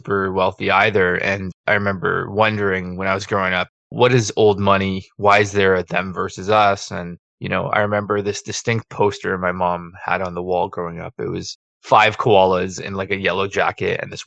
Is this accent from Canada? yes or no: yes; Toronto, Ontario, Canada; now in Hamilton, Canada; I was a born Torontonian